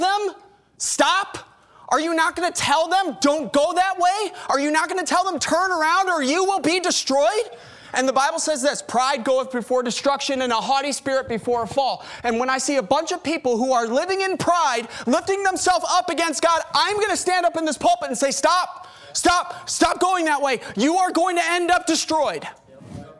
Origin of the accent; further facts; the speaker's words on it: Chicago, Illinois, United States; moved away as an adult; now in Corpus Christi, United States; I'm from Chicago